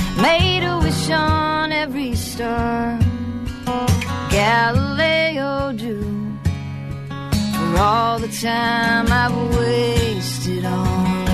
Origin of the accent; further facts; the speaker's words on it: Stoughton, Massachusetts, United States; I am a girl from Stoughton, married, five children, write songs for a living.